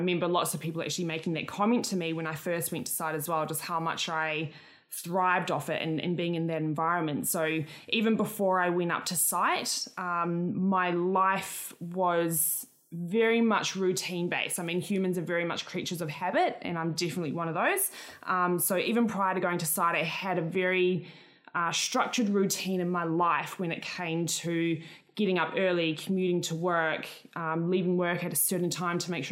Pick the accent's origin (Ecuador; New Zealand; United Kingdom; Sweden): New Zealand; moved away as an adult; now in Australia; I am a Kiwi from New Zealand. I moved here about 9 years ago